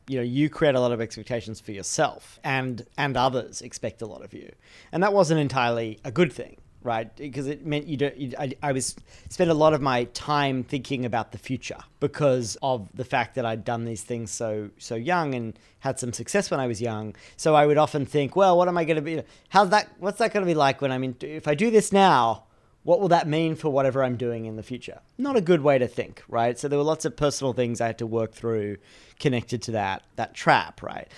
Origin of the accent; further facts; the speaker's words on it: Australia; I grew up in Australia